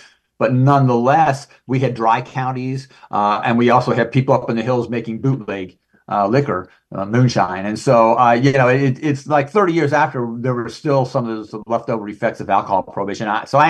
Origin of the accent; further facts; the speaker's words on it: Maryland, United States; I remember as a kid growing up in Maryland, that was, in the 60s.